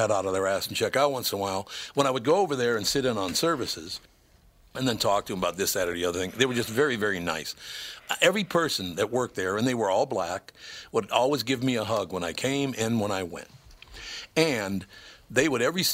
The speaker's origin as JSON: {"language": "English", "town": "Minneapolis", "region": "Minnesota", "country": "United States", "tie": "born or raised there", "said": "I grew up in the hood, which I'm very, very happy. I love North Minneapolis. I absolutely love it. But it's where I grew up"}